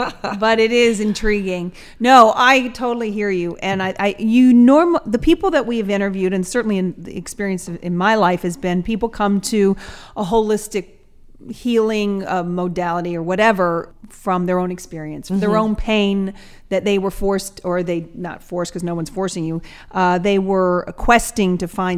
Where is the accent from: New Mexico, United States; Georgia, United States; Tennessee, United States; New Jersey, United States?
Georgia, United States; Atlanta; I'm from Atlanta, Georgia.